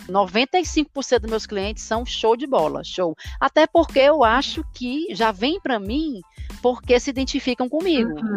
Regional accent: Brazil; now in London, United Kingdom; Eu acho que nós brasileiros, a gente se cobra muito na questão do sotaque

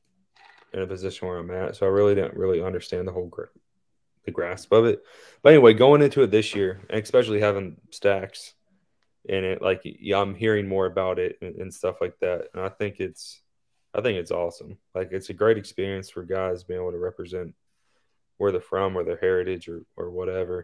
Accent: Richmond, Indiana, United States; I'm from Richmond, which is like right on the Ohio line.

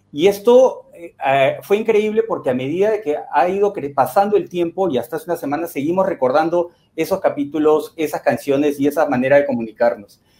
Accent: Lima, Peru; Soy de Lima. Estoy acá

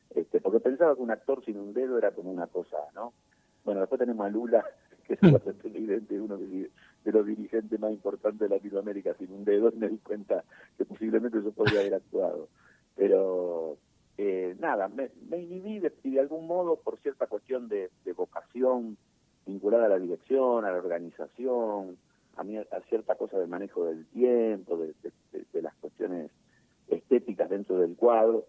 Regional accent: Argentina; also born or lived in Buenos Aires Province; yo nací en San Lorenzo y Callao, y siempre viví por esa zona

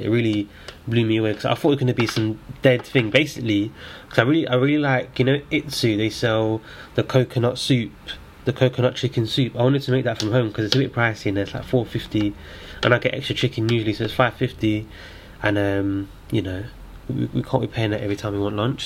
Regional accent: London, United Kingdom; I'm from Islington

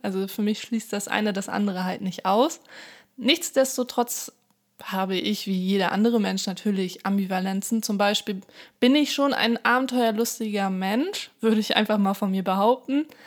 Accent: Hamburg, Germany; also born or lived in countryside (unnamed); ich bin zwar in Hamburg geboren, aber auf dem Land aufgewachsen, 2004 sind wir dann zurück nach Hamburg

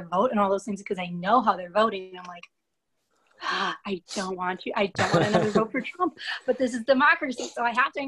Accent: Hartford, Wisconsin, United States; moved away as an adult; now in Memphis, United States; I'm from Hartford, Wisconsin, which is about 40 minutes north of Milwaukee

